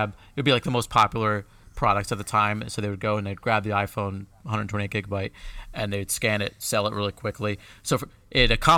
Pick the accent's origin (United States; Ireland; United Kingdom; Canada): United States; I was from America and I was an Apple employee